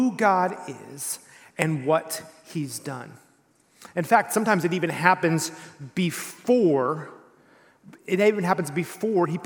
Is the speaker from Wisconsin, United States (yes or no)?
no; East Texas, United States; I grew up in East Texas